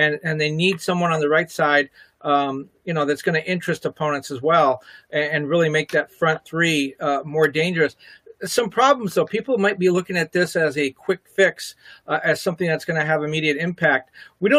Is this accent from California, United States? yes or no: yes; La Puente, California, United States; I grew up in La Puente